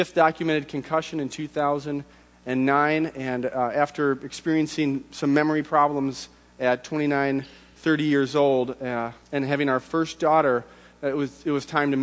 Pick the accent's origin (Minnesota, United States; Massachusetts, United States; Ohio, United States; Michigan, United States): Minnesota, United States; Hastings; moved away as an adult; also born or lived in Rochester, Minnesota / Indianapolis; I was born in Rochester, grew up in the little river town of Hastings, Minnesota